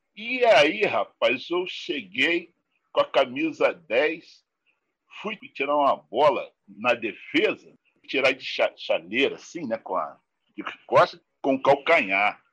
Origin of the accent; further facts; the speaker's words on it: Rio de Janeiro, Brazil; E eu nasci na Rocinha, nasci nesse endereço aí